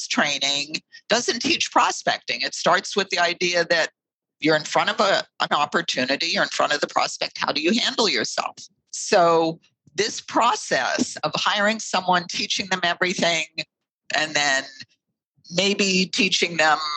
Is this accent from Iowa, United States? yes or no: no; Pittsburgh, Pennsylvania, United States; I grew up in Pittsburgh, Pennsylvania.